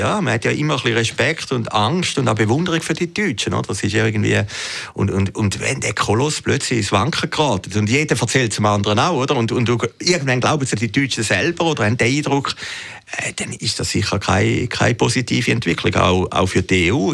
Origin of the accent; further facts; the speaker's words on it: Zürcher Weinland, Zurich, Switzerland; ich komme aus dem Zürcher Wieland